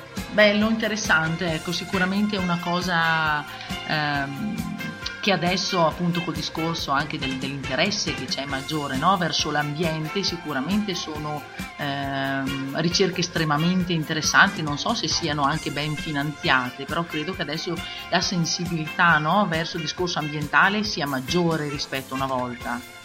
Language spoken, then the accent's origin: Italian; Val di Non, Trentino-Alto Adige, Italy; per noi che veniamo dalla Val di Non